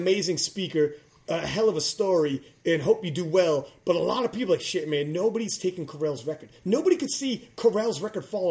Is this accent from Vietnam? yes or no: no; Canada; we're Canadian